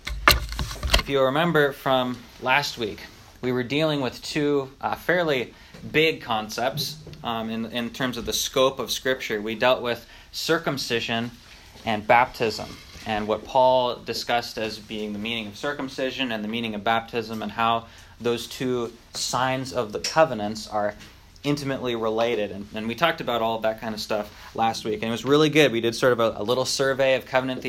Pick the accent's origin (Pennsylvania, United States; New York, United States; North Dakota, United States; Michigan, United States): North Dakota, United States; moved away; when I grew up in North Dakota, right, I grew up on a farm in the middle of nowhere